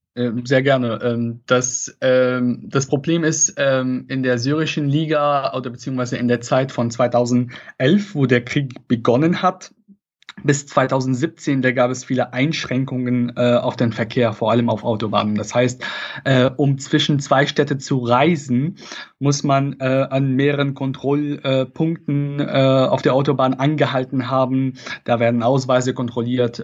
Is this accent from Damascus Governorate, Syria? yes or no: no; Latakia, Latakia Governorate, Syria; German is a second language; moved away as an adult; also born or lived in Koblenz, Germany; now in Germany; Ich komme ursprünglich aus Syrien